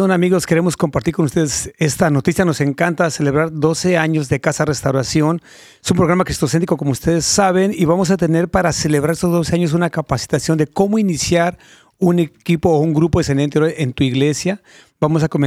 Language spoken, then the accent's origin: Spanish; Ciudad Azteca, State of Mexico, Mexico; also born or lived in Guanajuato; Nací en Guanajuato, pero me crié en el Estado de México.